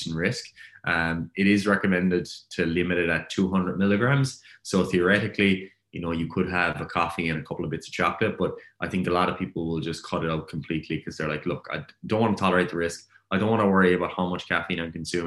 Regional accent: Ireland; I'm Irish

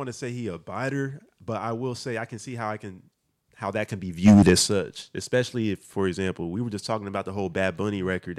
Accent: Nigeria; cause I'm Nigerian, you know what I'm saying?

